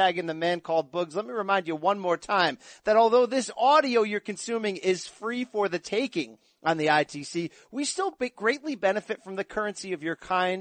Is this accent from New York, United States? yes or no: yes; New York City, New York, United States; from Brooklyn